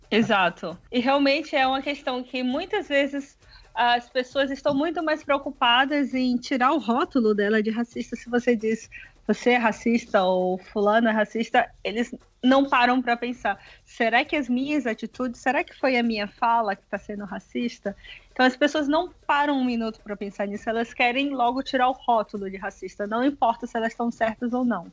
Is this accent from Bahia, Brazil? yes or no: yes; Salvador, Bahia, Brazil; also born or lived in Paris; eu sou de Salvador